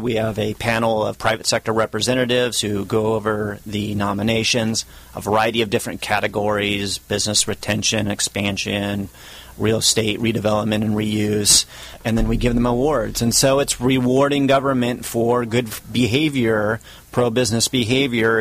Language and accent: English; Orange County, California, United States; I'm from Orange County.